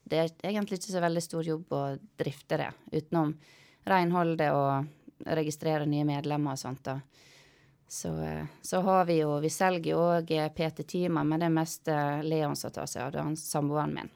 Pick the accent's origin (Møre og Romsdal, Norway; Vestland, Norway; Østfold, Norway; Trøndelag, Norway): Vestland, Norway; Måløy; jeg er fra Måløy. Midt, midt i Måløy. Gate seks nummer 66. Ja. ja. Så der vokste jeg opp med mor og faren min